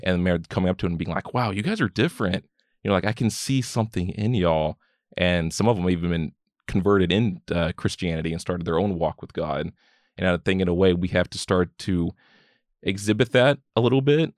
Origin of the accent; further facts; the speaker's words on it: Keene, Texas, United States; also born or lived in Mansfield, Texas / Fort Worth, Texas; moved kinda around a lot of the D F W area, lived around the Mansfield, Fort Worth area for a while, and moved back here to Keene